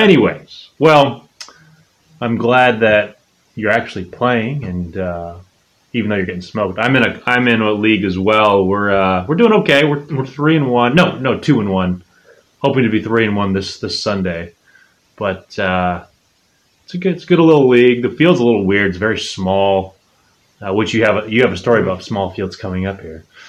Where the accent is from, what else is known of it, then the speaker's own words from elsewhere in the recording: Chicago, Illinois, United States; Fire, my hometown team